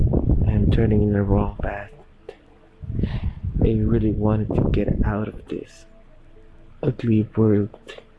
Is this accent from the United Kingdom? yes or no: no; Philippines; I'm 21 years old and I'm from Philippines.